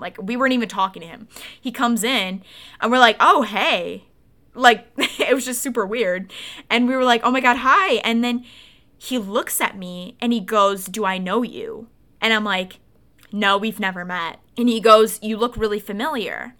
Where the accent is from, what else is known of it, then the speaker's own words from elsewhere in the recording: Wisconsin, United States; also born or lived in suburbs of Detroit, Michigan; now in Michigan, United States; I was born and raised in Wisconsin